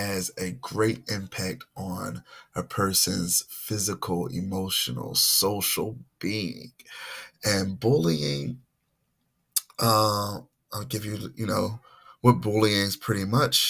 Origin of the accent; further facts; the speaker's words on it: Philadelphia, Pennsylvania, United States; I was born and raised in Philadelphia, Mount Airy section